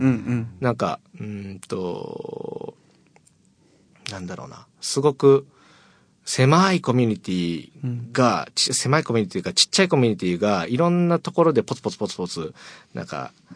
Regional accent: Maniwa, Okayama, Japan; moved away as an adult; now in Fukuoka, Japan; 岡山出身なんですけど、うあの、岡山岡山の、えっと、 真庭市っていう、はい、すごいど田舎

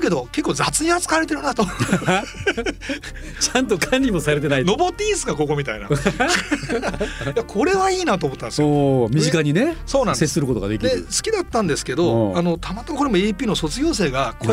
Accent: Osaka, Japan; moved away; 僕大阪出身でもあり、

